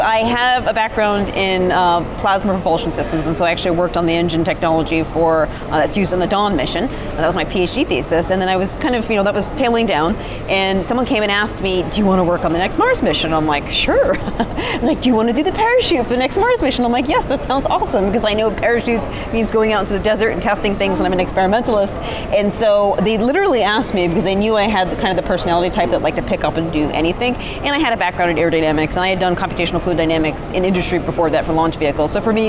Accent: United Kingdom; which you'll like since you're British, and I'm actually British too

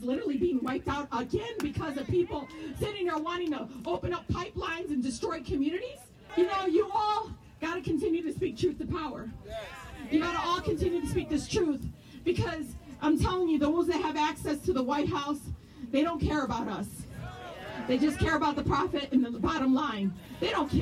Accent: Detroit, Michigan, United States; I grew up in Southwest Detroit

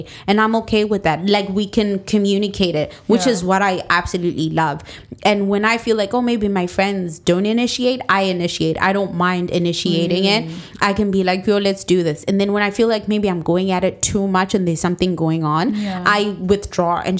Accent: Zimbabwe; moved away; we're all from Zimbabwe.

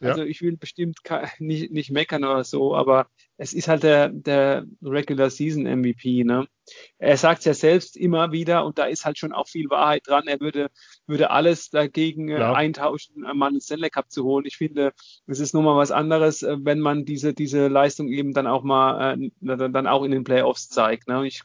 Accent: Mannheim, Baden-Württemberg, Germany; da muss man äh, so ein kleines bisschen auch mal als, als Mannheimer dann ein bisschen zurücknehmen

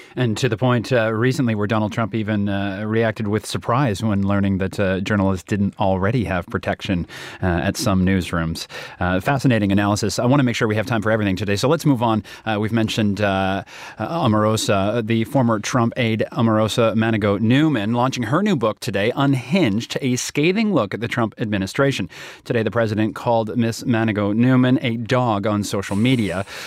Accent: Toronto, Ontario, Canada; moved away; also born or lived in Calgary; my hometown, uh, comes in at number eight. Toronto, where we have a bureau

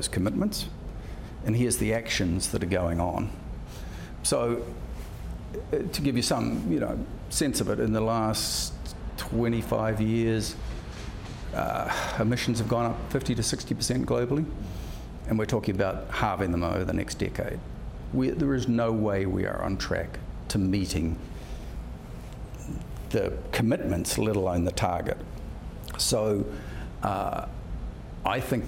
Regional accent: New Zealand; I'm a New Zealander

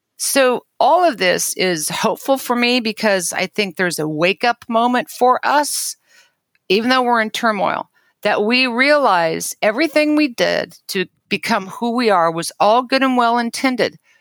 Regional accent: Kansas, United States; I was born and raised in Kansas

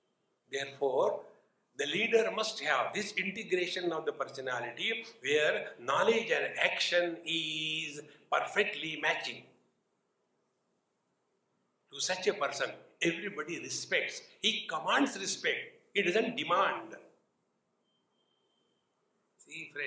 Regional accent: Mumbai, Maharashtra, India; From Mumbai

